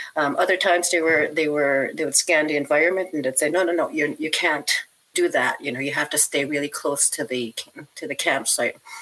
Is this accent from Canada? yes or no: yes; northwestern Ontario, Canada; I grew up in a northern community in the northwest of Ontario.